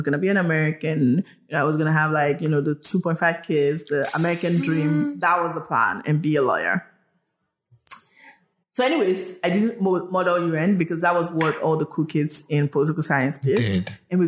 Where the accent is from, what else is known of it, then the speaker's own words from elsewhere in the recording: Nigeria; moved away; also born or lived in United States; I was Yoruba when I was living in Nigeria